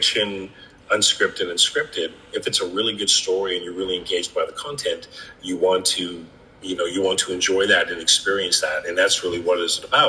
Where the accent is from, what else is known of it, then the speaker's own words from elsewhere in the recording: Canada; moved away as an adult; as a Canadian, where I didn't have like work authorization